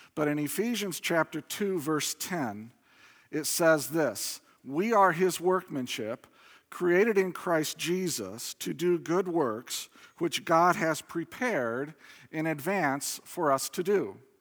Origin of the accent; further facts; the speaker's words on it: Indiana, United States; I grew up in Indiana